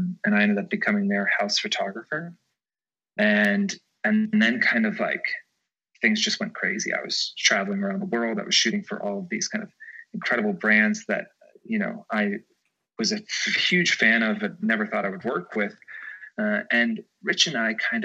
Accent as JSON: {"language": "English", "region": "Georgia", "country": "United States", "moved": "yes", "lives_now": "New York City, United States", "said": "I'm from Georgia"}